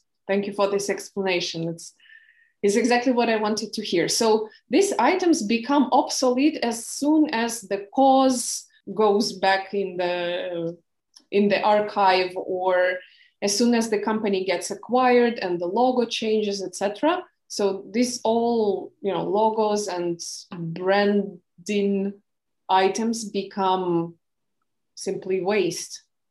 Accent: Ukraine; first language Ukrainian; English is a second language; for me, having my first language being Ukrainian

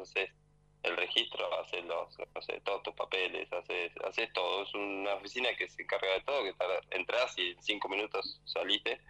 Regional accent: Tolosa, Buenos Aires, Argentina; moved away as an adult; now in Adelaide, Australia; nací, me crié en Tolosa y en 2, y 521

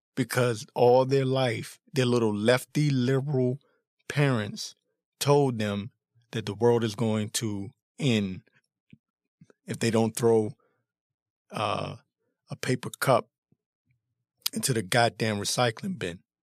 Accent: Washington, District of Columbia, United States; I was born and raised in the Washington, D.C. area

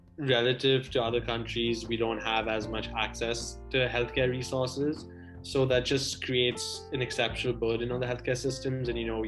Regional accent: India; moved away; being Indian ourselves

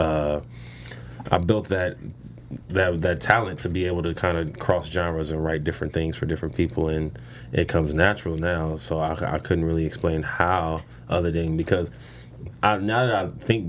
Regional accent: Inglewood, California, United States; I'm from Inglewood, California

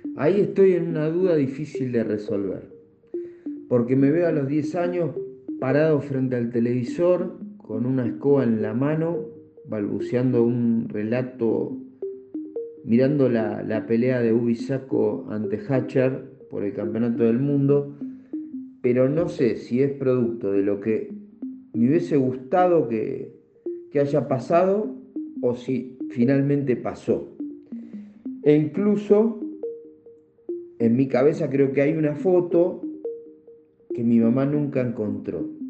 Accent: Comandante Nicanor Otamendi, Buenos Aires Province, Argentina; moved away as an adult; also born or lived in Asunción, Paraguay; now in Bolivia; mi pueblo, comandante Nicanor Tamendi

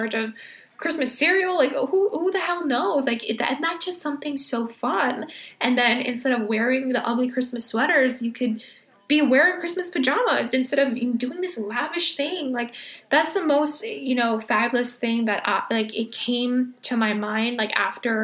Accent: California, United States; moved away as an adult; now in New York, United States; I was born and raised in California

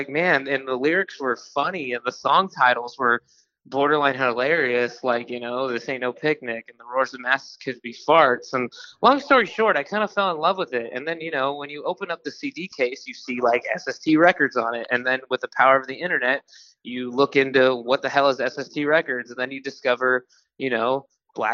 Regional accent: Los Angeles, California, United States; I'm from LA, Los Angeles.

